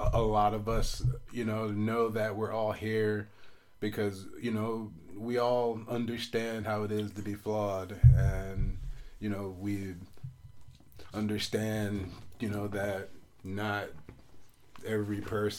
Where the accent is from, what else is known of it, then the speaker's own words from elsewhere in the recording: Biloxi, Mississippi, United States; And so, a part of Mississippi, we're from the Gulf Coast. And so, Biloxi is a big, like, casino town.